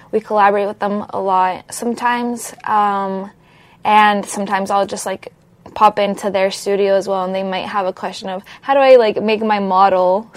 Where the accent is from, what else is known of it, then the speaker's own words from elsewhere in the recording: Miami, Florida, United States; moved away as an adult; also born or lived in Colombia; now in Los Angeles, United States; I'm originally from Colombia, but I grew up in Miami, Florida